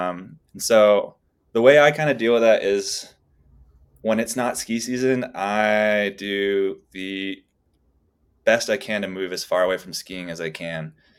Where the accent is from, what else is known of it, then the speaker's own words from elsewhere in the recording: New England, United States; I grew up in New England, like idolizing all these skiers and all these people out in these exotic places doing amazing things.